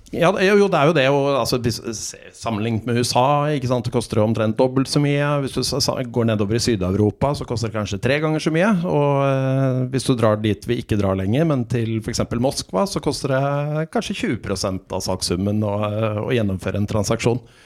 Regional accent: Oslo, Norway; also born or lived in Mozambique; Jeg vokste opp i Oslo, og så har jeg hatt et par opphold i Afrika. I Mosambik i Afrika i eh, oppveksten

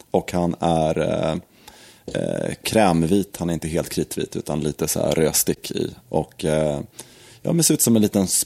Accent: Sweden; Ja, som svensk.

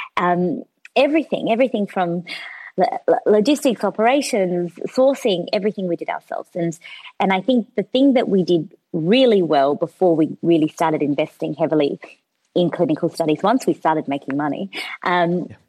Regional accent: Australia; also born or lived in São Paulo, Brazil; I moved to Australia in 1994, and I was six years old. It was September 1994, just after my sixth birthday. So. I'm I kind of feel like I'm Brazilian by heart, but I don't have. Uh, I, I, didn't go to school there. I came here. I started kindergarten in Australia

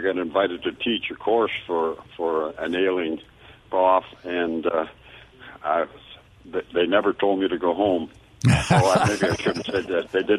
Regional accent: Canada; moved away as an adult; now in Starkville, United States; I'm actually Canadian

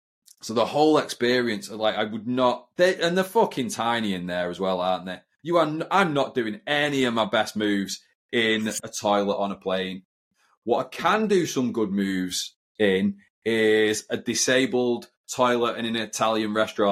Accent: United Kingdom; I'm quite British in that sense.

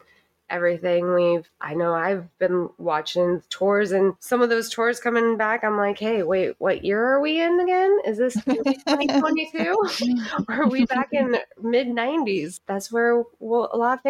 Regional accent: Kansas, United States; me in Kansas with two older brothers

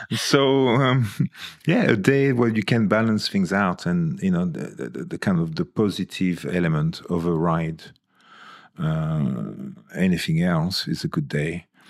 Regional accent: Toulon, Provence-Alpes-Côte d'Azur, France; now in United Kingdom; When I was sixteen, in my hometown, there was, in Toulon

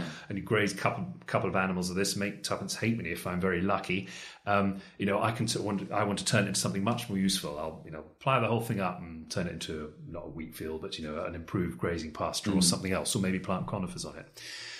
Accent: Richmond, London, United Kingdom; Well, I was born in London, actually, and I spent the first few years of my life in Richmond.

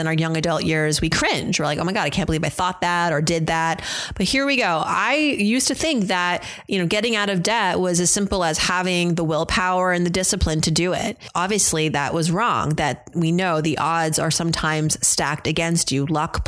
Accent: United States; growing up in America

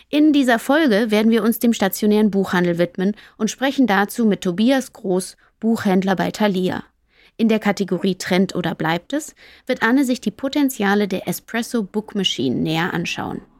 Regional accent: Leipzig, Saxony, Germany; Als Leipziger sitzen wir zu dritt im Studio

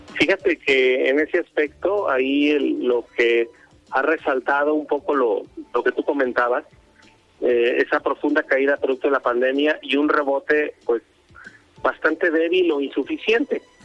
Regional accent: Mexico; somos mucho más mexicanos

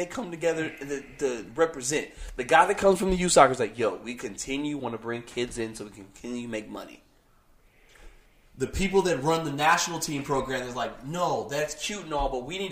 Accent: United States; we're an American podcast

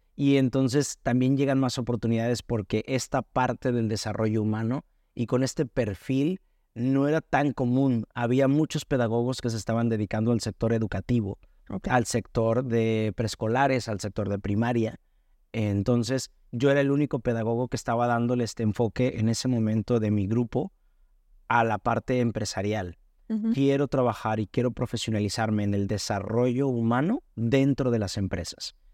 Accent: Hermosillo, Sonora, Mexico; moved away as an adult; now in Guadalajara, Mexico; soy de Hermosillo, Sonora

